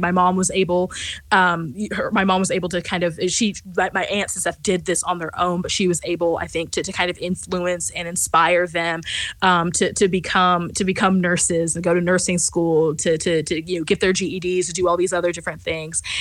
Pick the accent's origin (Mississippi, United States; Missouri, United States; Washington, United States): Missouri, United States; rural West Central; I grew up in in West Central Missouri, and so I grew up in rural West Central Missouri